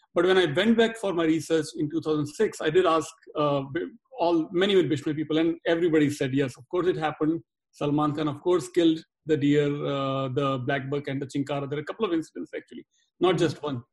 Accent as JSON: {"language": "English", "country": "India", "moved": "yes", "lives_now": "Dallas, United States", "said": "I'm speaking as an Indian"}